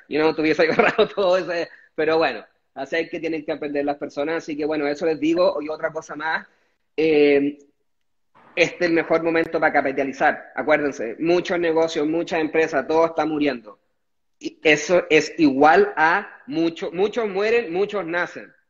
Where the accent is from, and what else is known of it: Chile; moved away as an adult; also born or lived in Dongguan, China